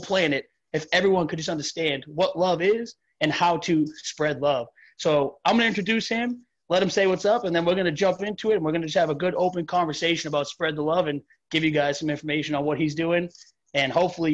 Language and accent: English; Massachusetts, United States; I'm from Massachusetts.